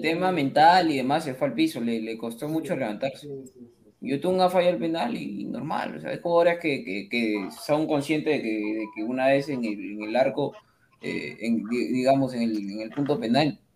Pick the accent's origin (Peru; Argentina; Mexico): Peru; como peruano